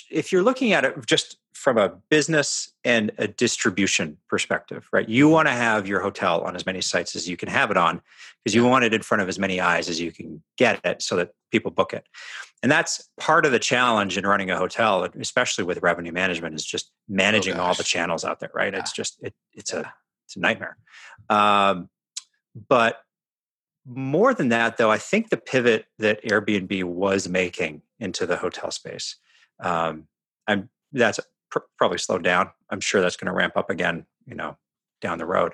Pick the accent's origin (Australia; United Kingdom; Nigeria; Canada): Canada; now in Seattle, United States; we're from Canada.